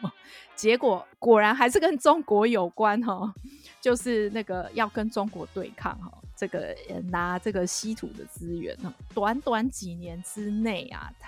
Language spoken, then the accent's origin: Chinese; Taiwan; 但是当然，这个呃，身为台湾人，我觉得这个没有什么好，我不会去质疑的啦。